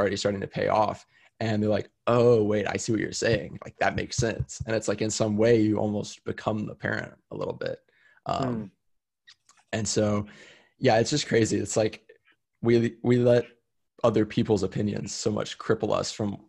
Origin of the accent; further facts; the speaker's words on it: Austin, Texas, United States; also born or lived in San Diego, California; Austin's my hometown. It's where I was born and raised.